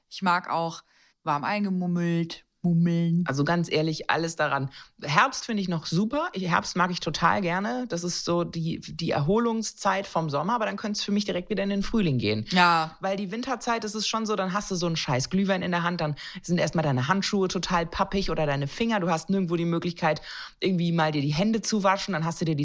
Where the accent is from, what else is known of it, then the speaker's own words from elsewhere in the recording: Baden-Württemberg, Germany; Na klar, ich bin Schwäbin.